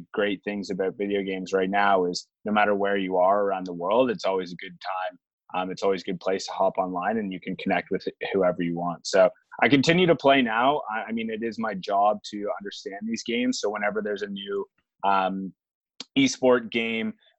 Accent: Toronto, Ontario, Canada; I'm Canadian, grew up, born and raised here in Toronto

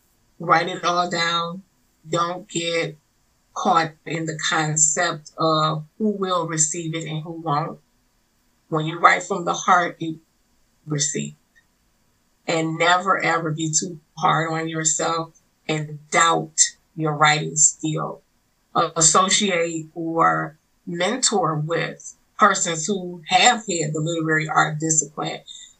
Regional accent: Detroit, Michigan, United States; also born or lived in New Orleans, Louisiana; now in Ohio, United States; Detroit raised, and now I'm in Ohio.

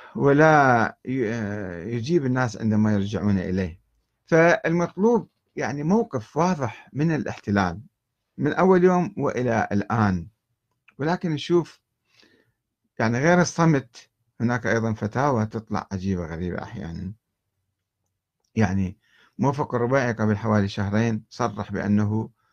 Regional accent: Karbala, Karbala Governorate, Iraq; moved away as an adult; منذ ان نشات في كربلاء

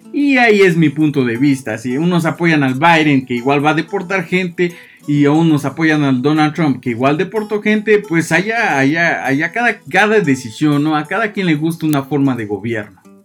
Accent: Mexico

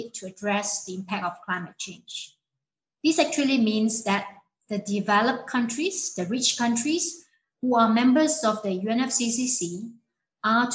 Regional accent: Malaysia; I come from a small coastal town in Malaysia, facing the South China Sea

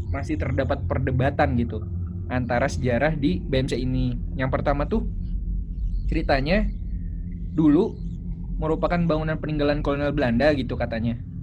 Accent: Bekasi, West Java, Indonesia; also born or lived in Malang; gua ini kan dari Bekasi

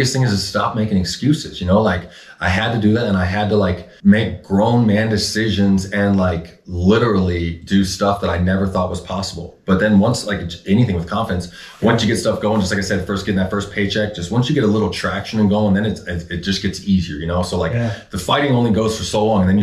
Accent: Phoenix, Arizona, United States

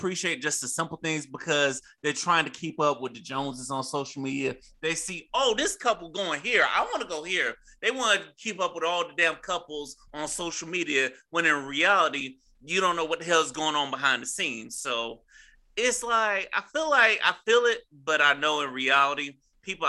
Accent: Florida, United States; I growing up in Florida

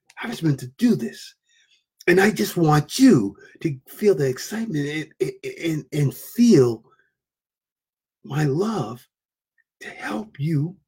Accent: Providence, Rhode Island, United States; I'm from Providence, Rhode Island

